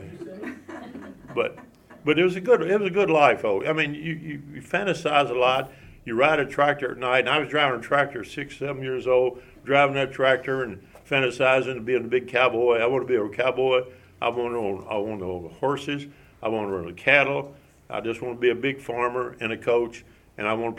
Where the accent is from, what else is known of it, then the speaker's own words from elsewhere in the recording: Big Rock, Tennessee, United States; Grew up in the Stewart-Montgomery County line. That's between Clarksville and Dover